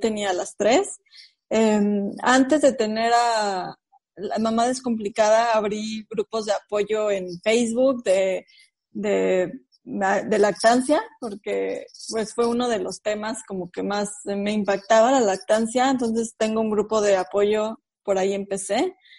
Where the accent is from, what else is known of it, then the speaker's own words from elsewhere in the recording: Mexico City, Mexico; moved away; Yo soy originaria de la Ciudad de México